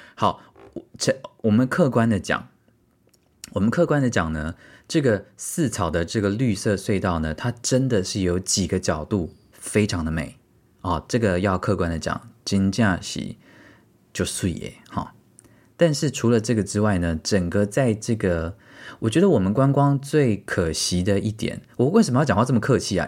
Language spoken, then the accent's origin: Chinese; Tainan, Taiwan; 身为台南人，我竟然还没有去过四草